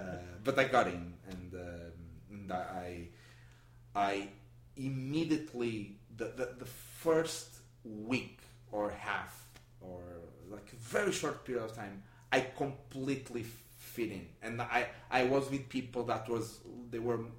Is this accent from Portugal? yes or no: yes; Portugal; English is a second language; no, I'm from Portugal. What? It was amazing.